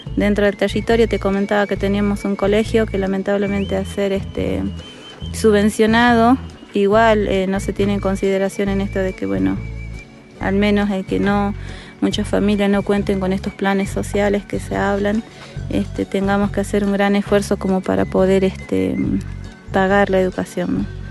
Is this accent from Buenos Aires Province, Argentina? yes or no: no; Diaguita, Salta, Argentina; no somos colla pero sí diaguitas